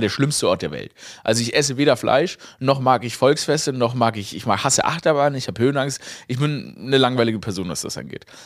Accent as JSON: {"language": "German", "town": "Stuttgart", "region": "Baden-Württemberg", "country": "Germany", "tie": "born or raised there", "moved": "yes", "said": "Ich war in meiner Heimat Stuttgart, ne, aufgewachsen im Kessel"}